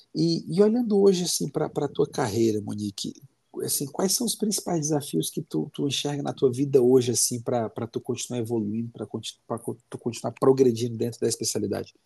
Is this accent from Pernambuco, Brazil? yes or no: no; Fortaleza, Ceará, Brazil; now in Curitiba, Brazil; eu sou cearense, sou de Fortaleza